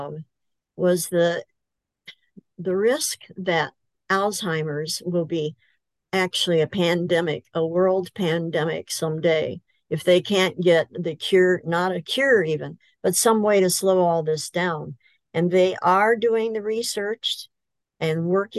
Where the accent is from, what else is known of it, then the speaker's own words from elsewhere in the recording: Central Illinois, United States; moved away as an adult; also born or lived in Fremont, Michigan; now in Michigan, United States; I'm originally from Central Illinois